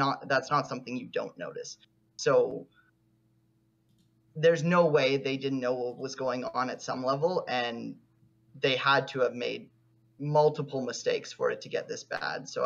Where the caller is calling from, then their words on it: Toronto, Ontario, Canada; Uh, Toronto, Canada.